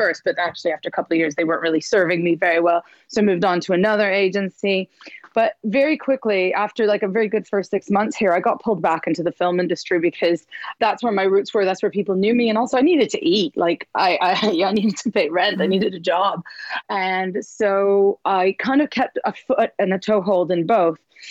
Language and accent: English; Montreal, Quebec, Canada; moved away as an adult; now in London, United Kingdom; I'm from Montreal, which is in the east side of Canada in the French bit